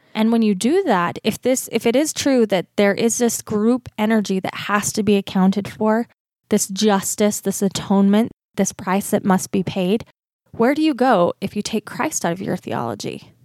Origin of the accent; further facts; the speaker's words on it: Utah, United States; accent: Utah; my accent, my Utah accent